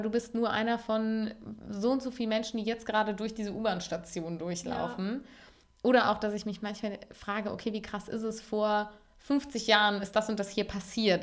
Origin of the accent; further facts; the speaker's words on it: Cologne, North Rhine-Westphalia, Germany; als Kölnerin